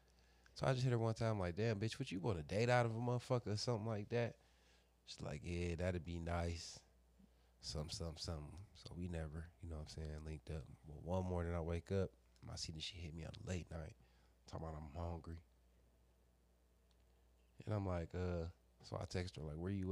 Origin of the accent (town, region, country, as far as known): Cleveland, Ohio, United States